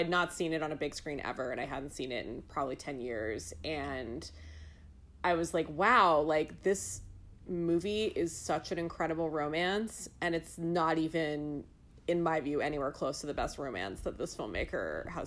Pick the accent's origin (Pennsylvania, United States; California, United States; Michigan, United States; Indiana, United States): California, United States; moved away; also born or lived in New York City; someone who grew up in California